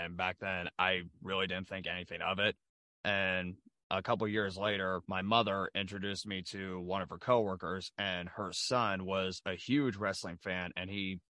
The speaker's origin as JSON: {"language": "English", "town": "Rushville", "region": "Indiana", "country": "United States", "tie": "born or raised there", "said": "I found independent wrestling pretty close to my hometown, actually, of Rushville, Indiana."}